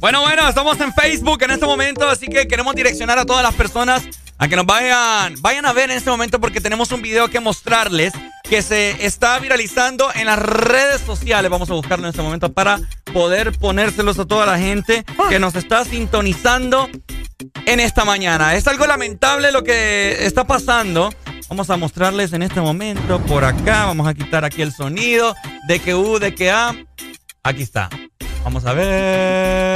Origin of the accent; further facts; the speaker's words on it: Honduras; esta es mi tierra, Honduras, somos así.